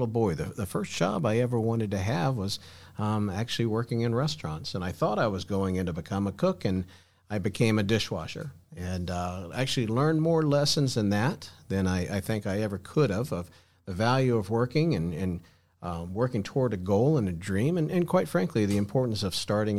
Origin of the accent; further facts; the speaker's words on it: Florida, United States; also born or lived in Texas; I grew up here in Florida